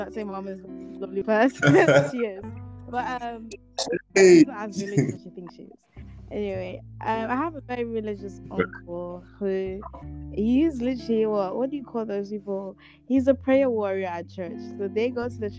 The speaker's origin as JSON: {"language": "English", "town": "Amsterdam", "region": "North Holland", "country": "Netherlands", "tie": "born or raised there", "said": "growing up in Amsterdam, in my school"}